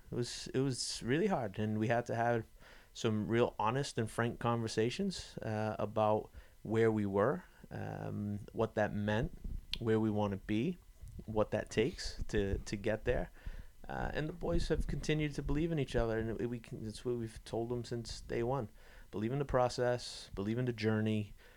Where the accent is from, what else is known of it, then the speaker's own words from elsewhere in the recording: New England, United States; I was born and raised in New England